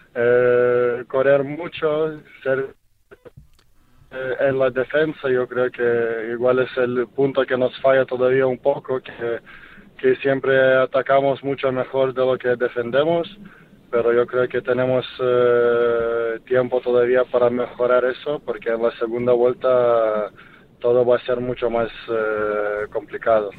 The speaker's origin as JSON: {"language": "Spanish", "country": "Lithuania", "second_language": "Spanish", "moved": "yes", "lives_now": "Spain", "said": "en mi país, en Kaunas"}